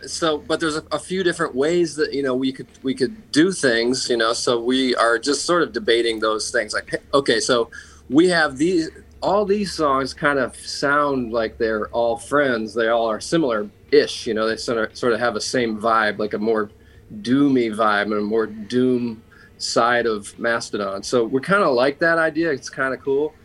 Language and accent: English; Atlanta, Georgia, United States; we're from Atlanta, and uh, Turner Broadcasting is is based here